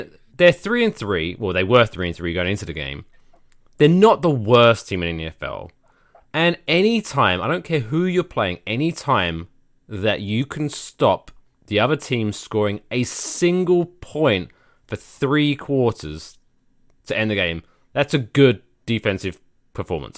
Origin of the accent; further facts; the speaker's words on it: United Kingdom; we're both British